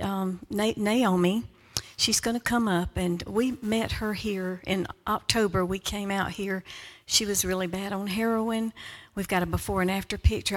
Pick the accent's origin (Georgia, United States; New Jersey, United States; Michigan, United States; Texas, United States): Georgia, United States; we are from Georgia